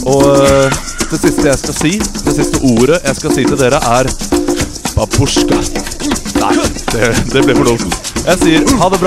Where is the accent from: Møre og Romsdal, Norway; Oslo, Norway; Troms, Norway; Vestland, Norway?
Møre og Romsdal, Norway; så kommer jeg fra Smadre.